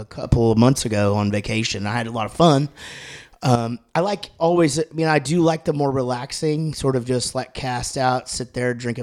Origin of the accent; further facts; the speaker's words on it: Wichita Falls, Texas, United States; moved away as an adult; also born or lived in Denton, Texas; now in Prosper, United States; I grew up in Wichita Falls